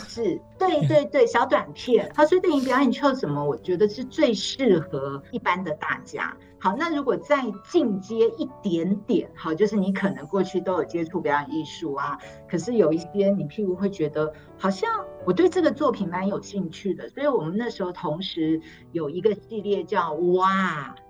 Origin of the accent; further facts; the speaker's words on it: Taipei, Taiwan; moved away as an adult; now in Taichung, Taiwan; 虽然我跟总监我们都是台北人